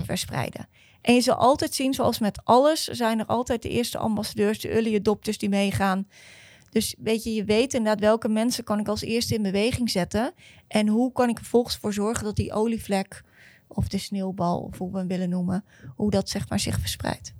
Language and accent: Dutch; Netherlands; als Nederlanders